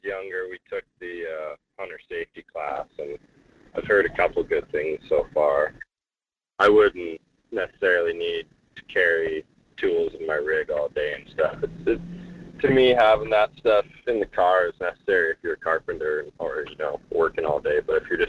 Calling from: Fairbanks, Alaska, United States; I'm in Fairbanks.

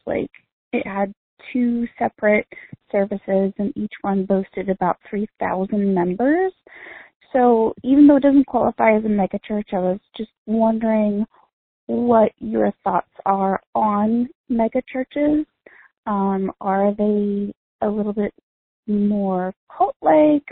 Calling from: Florida, United States; I'm calling from Florida

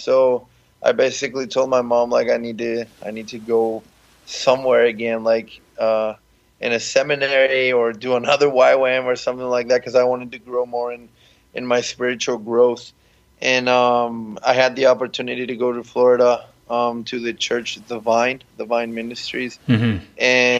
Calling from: San Antonio, Central, Paraguay; We're tuning in from San Antonio, Paraguay.

